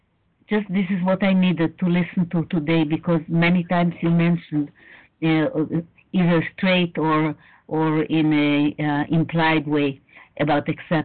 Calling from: Israel; I'm calling from Israel, and all my children are in the States

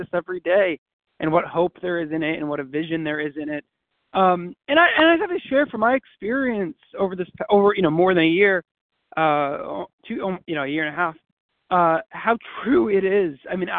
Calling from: St. Louis, Missouri, United States; from St. Louis, Missouri.

